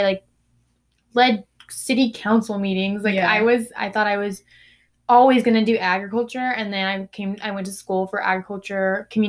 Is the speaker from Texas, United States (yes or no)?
yes; Tomball, Texas, United States; I am from Houston, Texas.